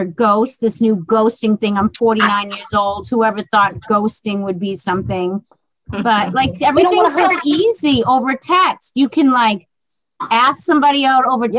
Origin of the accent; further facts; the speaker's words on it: Boston, Massachusetts, United States; accent: Boston; My Boston accent.